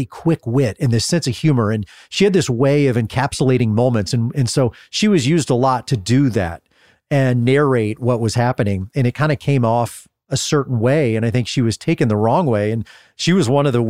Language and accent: English; United States